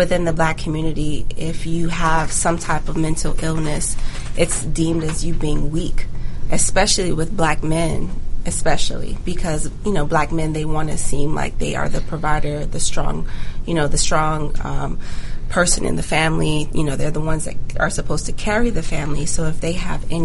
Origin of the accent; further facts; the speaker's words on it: Jacksonville, Florida, United States; moved away; also born or lived in Jamaica / Gwinnett County, Georgia; I'm actually from Jacksonville, Florida. So I grew up partly in Jamaica, but majority of my time was spent in Jacksonville